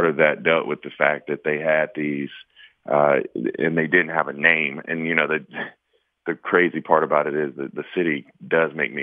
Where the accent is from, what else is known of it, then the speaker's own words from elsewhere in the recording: South Carolina, United States; I'm from South Carolina.